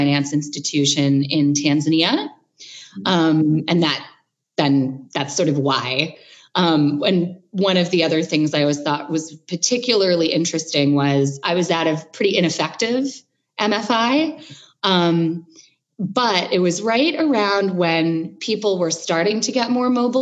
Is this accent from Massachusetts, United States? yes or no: no; Chicago, Illinois, United States; growing up in Chicago in, you know, the 80s and 90s